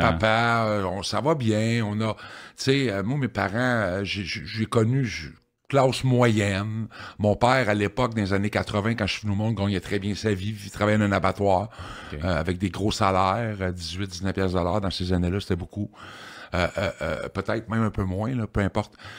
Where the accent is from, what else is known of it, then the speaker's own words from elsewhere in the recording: Victoriaville, Quebec, Canada; moved away as an adult; also born or lived in Sherbrooke; je viens de Victoriaville. Je suis natif de Victo. j'ai resté à Victo jusqu'en 1998.